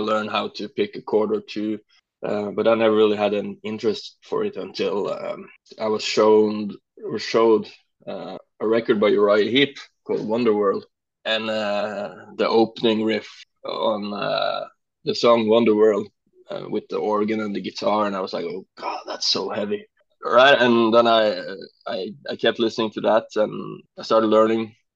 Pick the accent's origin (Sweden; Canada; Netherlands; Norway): Norway; English is a second language; now in Kristiansand, Norway; my hometown, which is east from here, and then I moved to Kristiansand, where I am now